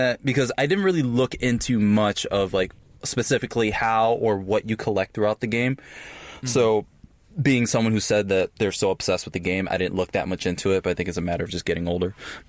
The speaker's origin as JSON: {"language": "English", "region": "New York", "country": "United States", "tie": "born or raised there", "said": "Every time I say, because I'm from the Bronx in New York, mm-hmm. I don't sound like it, but that's where I grew up."}